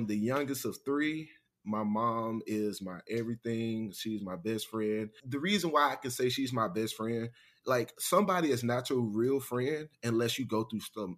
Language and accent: English; Mobile, Alabama, United States; now in Washington, D.C., United States; Growing up in Alabama, growing up in Mobile, I would never take that back, especially living in a city like DC now